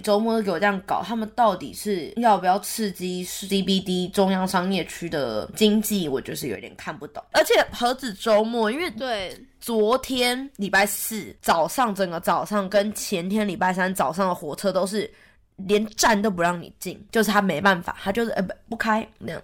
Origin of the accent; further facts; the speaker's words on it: Taiwan; now in Sydney, Australia; 我之前去年从台湾回来的时候